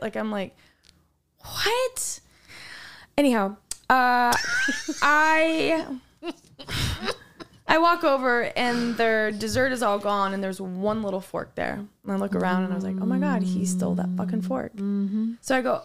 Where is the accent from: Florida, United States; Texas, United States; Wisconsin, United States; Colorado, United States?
Wisconsin, United States; I'm from Wisconsin.